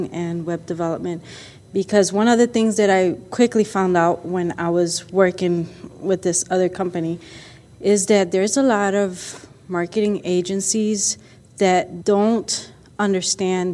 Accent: Puerto Rico; now in Arizona, United States; I'm originally from Puerto Rico, and I moved here to Arizona many, many, many years ago

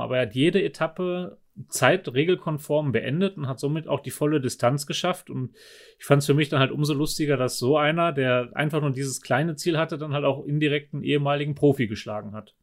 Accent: Germany; now in Nauders, Austria; als Do Deutscher

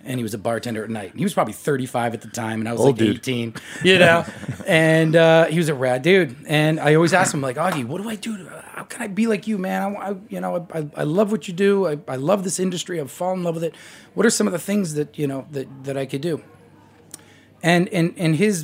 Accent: Boston, Massachusetts, United States; Division III school in Boston, Massachusetts, my hometown

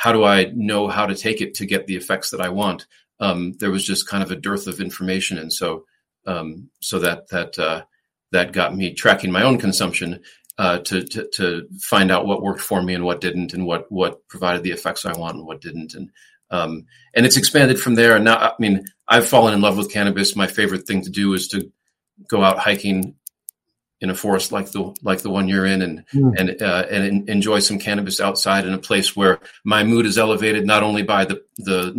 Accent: La Grange Park, Illinois, United States; moved away as an adult; also born or lived in Chicago / Los Angeles; now in Denver, United States; I grew up in the Chicago suburbs, a suburb called LaGrange Park, Illinois

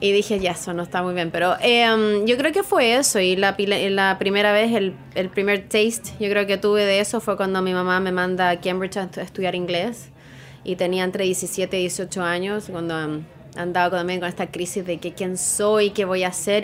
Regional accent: Chile; also born or lived in Santiago / Australia; now in New York, United States

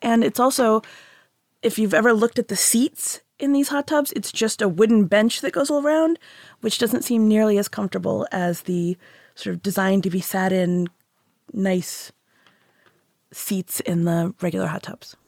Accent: Houston, Texas, United States; now in Massachusetts, United States; I grew up in Houston

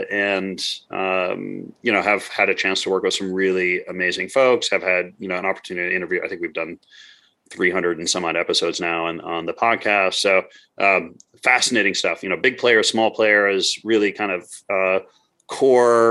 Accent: Midwest, United States; moved away as an adult; also born or lived in Montreal; I grew up in the Midwest

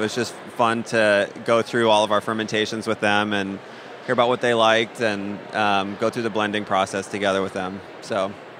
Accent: Midwest, United States; now in Vermont, United States; I grew up in the Midwest, so I'm used to cold

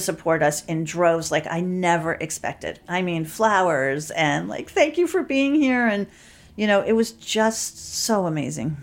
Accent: New York City, New York, United States; I grew up in Manhattan.

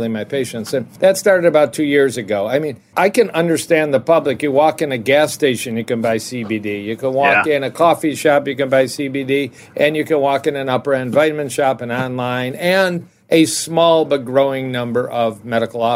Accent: Detroit, Michigan, United States; also born or lived in Ann Arbor / Dallas / Kansas City; And I'm in Detroit, and I grew up in Detroit

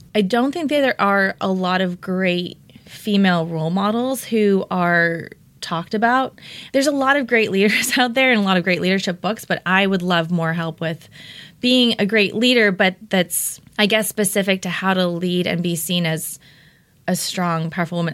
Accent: Orange County, California, United States; also born or lived in Denver, Colorado / Bay Area; now in Los Angeles, United States; raised in Orange County

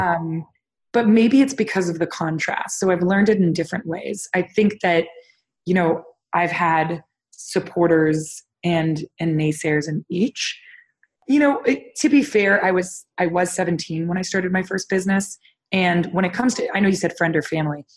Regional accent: Toronto, Ontario, Canada; I was born and raised in Toronto, Canada, which was a great place to grow up

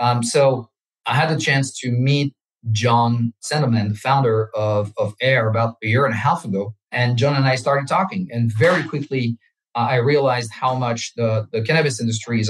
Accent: France; English is a second language; moved away as an adult; now in South Florida, United States; I'm French. I grew up in France.

